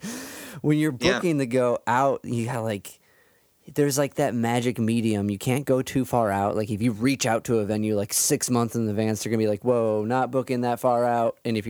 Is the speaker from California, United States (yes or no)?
no; Cleveland, Ohio, United States; I'm from Cleveland